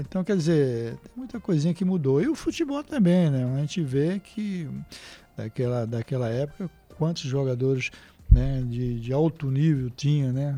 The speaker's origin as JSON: {"language": "Portuguese", "town": "Olinda", "region": "Pernambuco", "country": "Brazil", "tie": "born or raised there", "also_born_or_lived": "Recife, Brazil / São Paulo, Brazil", "moved": "as an adult", "said": "eu morei em Recife, né, no bairro Santo Amaro. Aí depois fui morar em Olinda com meu pai"}